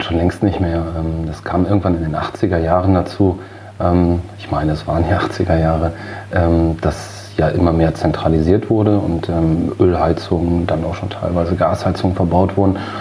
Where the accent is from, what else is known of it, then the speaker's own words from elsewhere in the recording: Cuxhaven, Lower Saxony, Germany; Dann haben wir zu der Zeit einen neuen Bezirksstandortfegermeister bekommen bei uns in Lüdingwort.